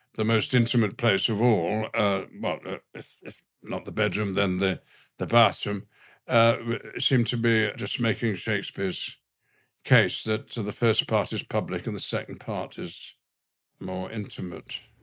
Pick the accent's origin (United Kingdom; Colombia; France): United Kingdom; the north of England; accent: all-purpose northern; the accent I was using is, is, is my native one, a, a, a all-purpose northern accent